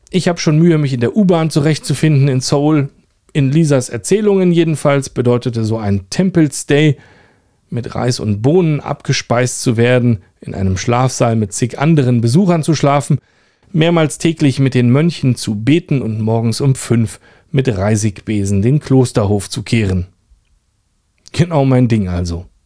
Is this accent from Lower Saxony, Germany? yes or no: no; Rüdersdorf, Brandenburg, Germany; born there; Der heutige Super Superlativ, der kommt aus meinem Geburtsort Rüdersdorf.